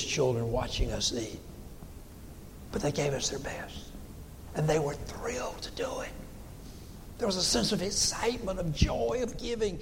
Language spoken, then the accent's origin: English; Dillon County, South Carolina, United States; I grew up here in Dillon County.